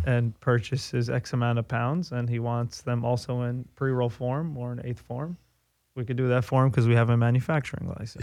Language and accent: English; New York City, New York, United States; moved away as an adult; I grew up on the East Coast. I grew up in New York